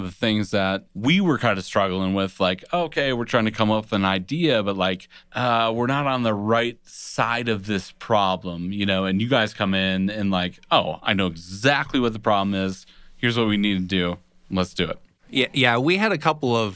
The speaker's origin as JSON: {"language": "English", "country": "Honduras", "said": "I'm from Honduras."}